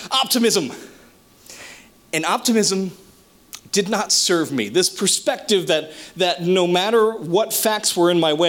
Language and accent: English; New Jersey, United States; moved away as an adult; now in Ocean County, New Jersey, United States; I grew up way, way, way up in North Jersey, the very boonies